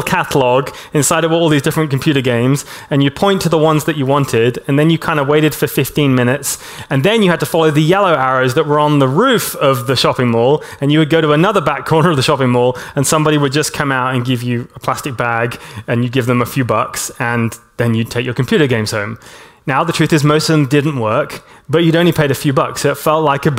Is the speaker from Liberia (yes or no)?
no; Hong Kong; moved away; I grew up in Hong Kong